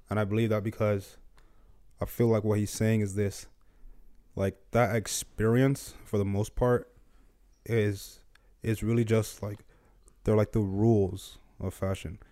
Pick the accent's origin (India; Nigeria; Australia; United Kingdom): Nigeria; moved away; I grew up in Nigeria